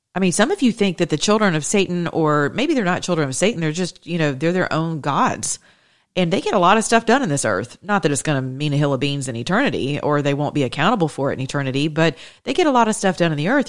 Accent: Atlanta, Georgia, United States; I was raised with in the Greek Orthodox community here in Atlanta, Georgia

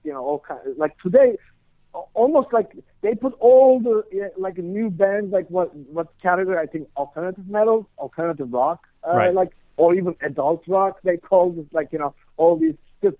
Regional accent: Istanbul, Turkey; moved away as an adult; now in New Jersey, United States; I'm originally from Istanbul, Turkey.

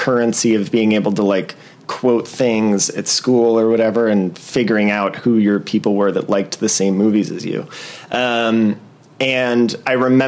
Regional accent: Los Angeles, California, United States; I grew up in the Valley

